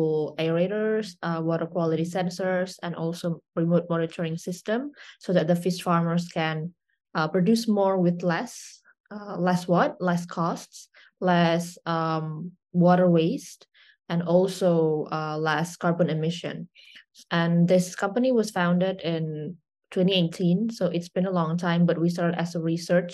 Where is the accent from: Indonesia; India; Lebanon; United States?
Indonesia; I'm from Indonesia, born and raised